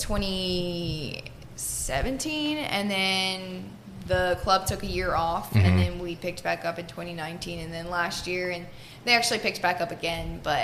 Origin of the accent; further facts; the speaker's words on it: New Braunfels, Texas, United States; also born or lived in Pennsylvania; I grew up in New Braunfels, Texas